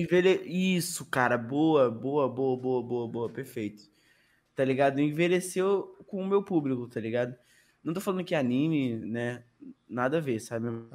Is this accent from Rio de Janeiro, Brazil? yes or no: yes; Rio de Janeiro, Brazil; Sou carioca